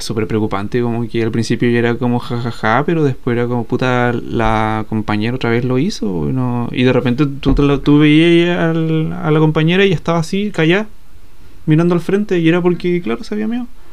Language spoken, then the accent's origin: Spanish; Chile; somos los chilenos